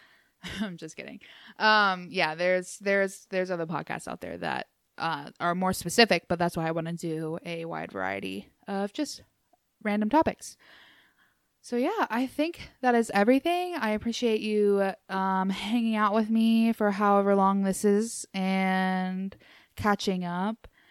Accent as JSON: {"language": "English", "region": "Appalachia", "country": "United States", "moved": "yes", "said": "I'm from Appalachia"}